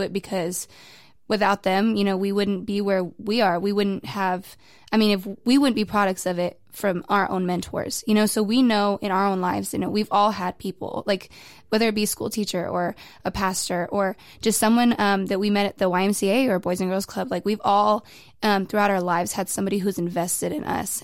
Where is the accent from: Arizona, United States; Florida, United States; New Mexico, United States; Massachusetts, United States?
New Mexico, United States; moved away as an adult; now in Waco, United States; I'm originally from New Mexico, a hundred percent Waco, or not New Wa-, not Waco, New Mexico native